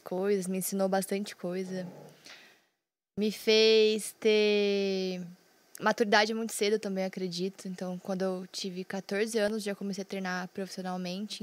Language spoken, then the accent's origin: Portuguese; Londrina, Paraná, Brazil; Eu sou de Londrina, Paraná, tenho 27 anos